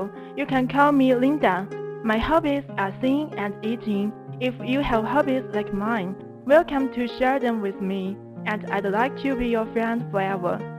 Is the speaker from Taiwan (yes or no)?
no; Liaoyang, Liaoning, China; 来自辽宁辽阳这个历史悠久的地方。